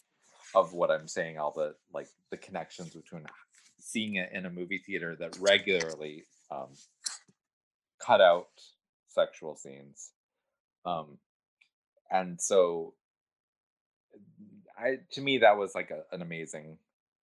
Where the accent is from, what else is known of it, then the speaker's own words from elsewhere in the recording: Detroit, Michigan, United States; I grew up in Detroit